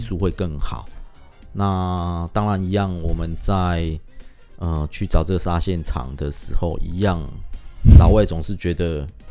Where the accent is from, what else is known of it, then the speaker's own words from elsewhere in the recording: Taiwan; 我们自己台湾人